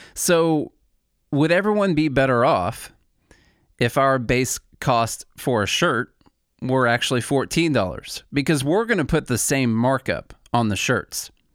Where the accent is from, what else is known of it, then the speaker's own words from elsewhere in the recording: Illinois, United States; moved away as an adult; now in Nashville, United States; I'm originally from Illinois. I've been in Nashville, Tennessee now for about ten years.